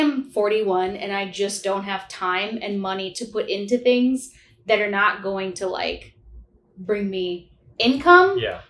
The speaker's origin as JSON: {"language": "English", "town": "St. Louis", "region": "Missouri", "country": "United States", "tie": "born or raised there", "moved": "as an adult", "lives_now": "New York, United States", "said": "So I was born and raised in St. Louis, Missouri. That's why I'm so hospitable."}